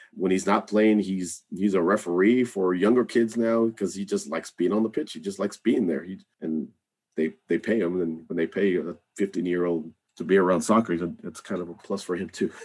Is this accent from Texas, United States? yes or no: yes; Rio Grande Valley, South Texas, United States; moved away as an adult; now in Austin, United States; I grew up in South Texas in the Rio Grande Valley